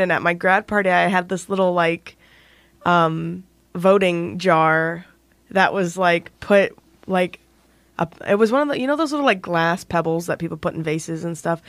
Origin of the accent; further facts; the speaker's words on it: Indiana, United States; I'm from Indiana.